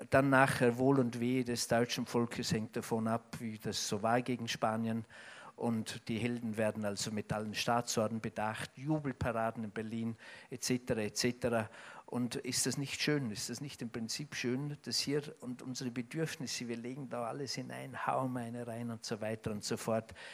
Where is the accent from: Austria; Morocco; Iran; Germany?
Austria; die nächste Fußballweltmeisterschaft als Österreicher spricht man ja leicht, weil man immer Zuschauer ist.